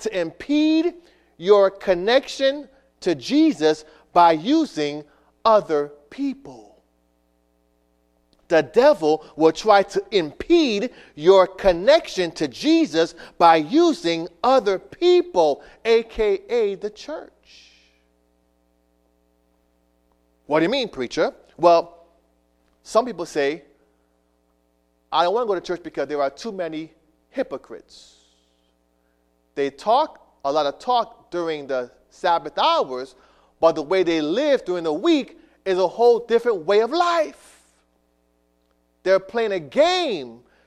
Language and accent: English; Miami, Florida, United States; also born or lived in New York; when I was a young boy growing up in South Florida